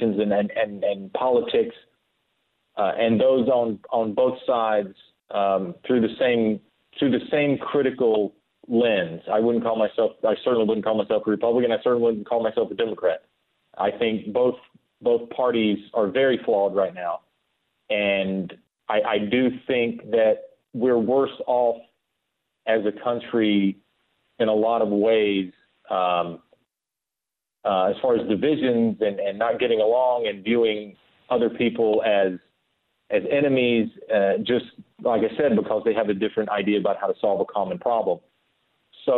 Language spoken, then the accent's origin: English; Kings Mountain, North Carolina, United States; That's my hometown in North Carolina on the border with South Carolina